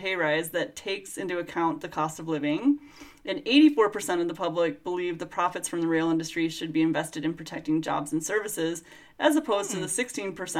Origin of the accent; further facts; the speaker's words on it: Michigan, United States; moved away; back home, in my home state of Michigan